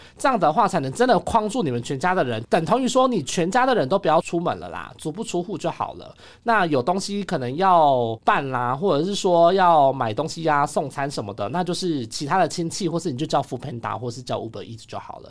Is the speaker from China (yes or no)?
no; Taiwan; 我们台湾人的这个心理素质